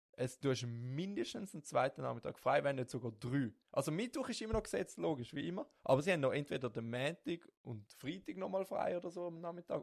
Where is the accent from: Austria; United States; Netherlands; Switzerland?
Switzerland; St. Gallen area; ich komme aus dem St. Gallerischen.